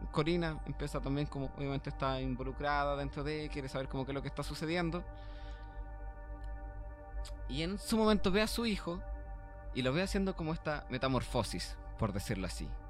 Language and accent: Spanish; Vitacura, Santiago Metropolitan Region, Chile; somos de Vitacura, pues, weón